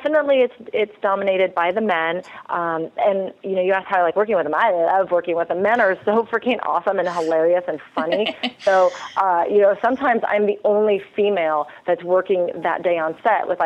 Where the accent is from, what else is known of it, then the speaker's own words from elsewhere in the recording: California, United States; I've born and raised in California